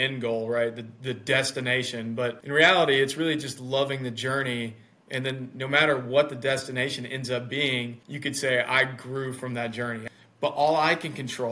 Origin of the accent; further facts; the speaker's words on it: Mississippi, United States; I live in the United States. I'm from Mississippi, which is the southern part of the U.S.